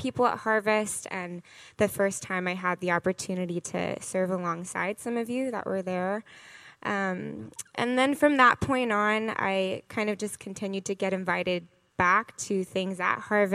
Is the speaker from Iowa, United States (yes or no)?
no; Gainesville, Florida, United States; moved away; I'm originally from Gainesville, Florida.